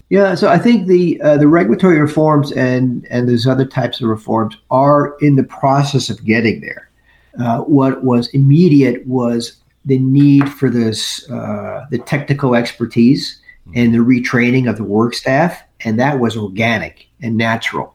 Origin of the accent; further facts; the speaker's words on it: United States; I'm from the New York, New Jersey area